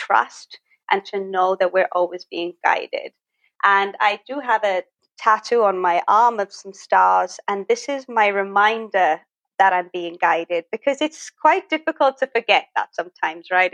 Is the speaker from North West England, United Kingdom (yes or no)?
no; Wales, United Kingdom; moved away as an adult; now in Thailand; I'm originally from Wales. And I moved here back in 2016